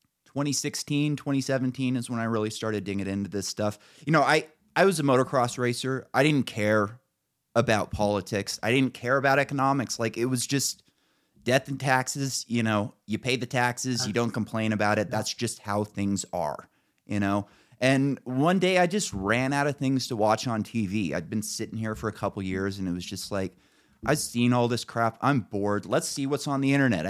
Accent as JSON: {"language": "English", "region": "Northern California", "country": "United States", "tie": "born or raised there", "also_born_or_lived": "San Francisco", "moved": "as an adult", "lives_now": "Idaho, United States", "said": "I grew up in Northern California around normal people, essentially"}